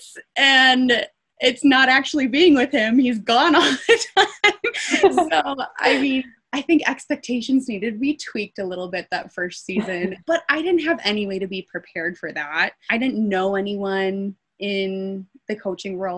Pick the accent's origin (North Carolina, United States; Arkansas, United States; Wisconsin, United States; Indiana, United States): Wisconsin, United States; Milwaukee; moved away as an adult; also born or lived in Denton, Texas / Pullman, Washington; now in Logan, Utah, United States; we are both from Milwaukee, Wisconsin